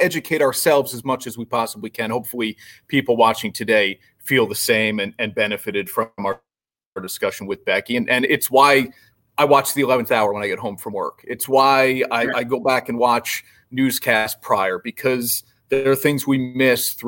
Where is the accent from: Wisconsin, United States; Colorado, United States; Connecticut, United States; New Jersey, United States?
New Jersey, United States; growing up in New Jersey